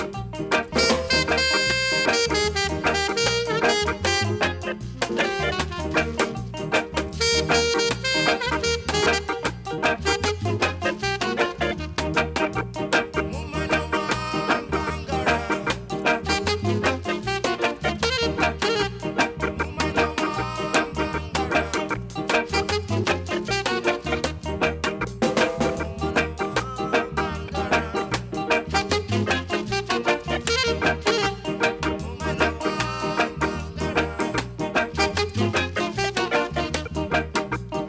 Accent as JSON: {"language": "English", "region": "Wales", "country": "United Kingdom", "accent": "Welsh", "said": "my Welsh accent"}